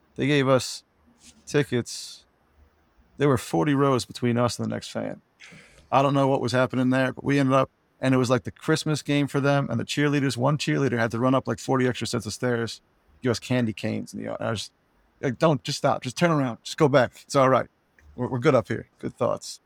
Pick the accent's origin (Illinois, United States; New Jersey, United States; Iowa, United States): New Jersey, United States; growing up in New Jersey